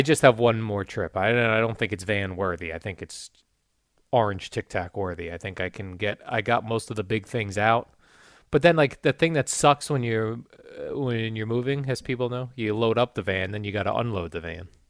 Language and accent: English; Jersey City, New Jersey, United States; I was born in Jersey City, Jerry. The Margaret Hague Hospital, which no longer exists